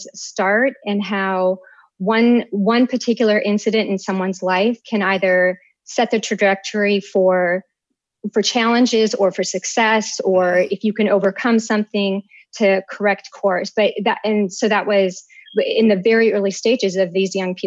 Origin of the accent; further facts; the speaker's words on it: Minnesota, United States; moved away as an adult; also born or lived in Austin, Texas; now in Washington, D.C., United States; I hail from Minnesota